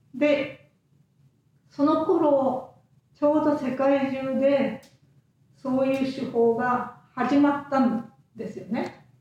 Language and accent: Japanese; Fukuoka, Japan; moved away as an adult; also born or lived in Okinawa; now in Kitakyushu, Japan; 福岡です福岡市内です